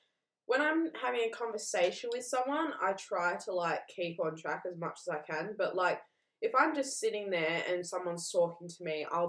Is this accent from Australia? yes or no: yes; Armidale, New South Wales, Australia; born there; I was born love in Armidale.